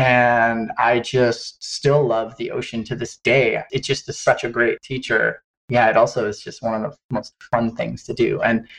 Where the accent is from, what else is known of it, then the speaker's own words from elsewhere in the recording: Hawaii, United States; I grew up in Hawaii on the Big Island, and I was always enamored by surfing as a little boy growing up on my dad's sailboat.